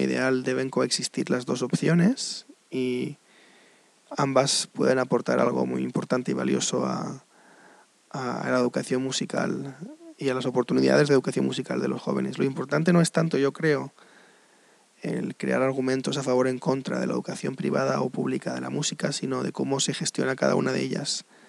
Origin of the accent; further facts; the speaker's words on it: Spain; moved away; also born or lived in United States; ante todo soy español, claro. Pero mm, he vivido en Estados Unidos casi 20 años de mi vida.